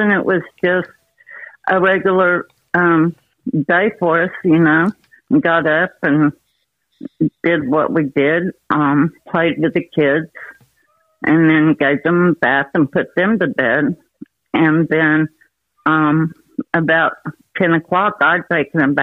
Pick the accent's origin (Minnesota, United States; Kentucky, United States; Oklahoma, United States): Oklahoma, United States; Oklahoma City; moved away as an adult; also born or lived in Honey Grove, Texas; I grew up in Oklahoma City